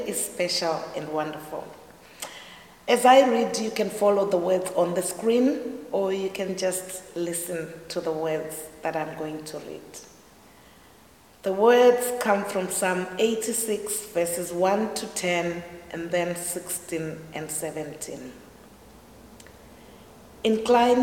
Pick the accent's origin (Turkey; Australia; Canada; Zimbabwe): Zimbabwe; now in Ireland; I'm originally from Zimbabwe, which is the southern part of Africa, and I've lived in Ireland for over 20 years.